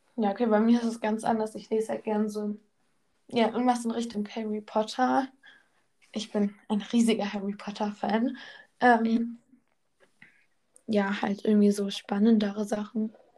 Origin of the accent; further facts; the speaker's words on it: North Rhine-Westphalia, Germany; first language German; now in Bavaria, Germany; Ja, ich wohne in Bayern, aber ich komme eigentlich aus Nordrhein-Westfalen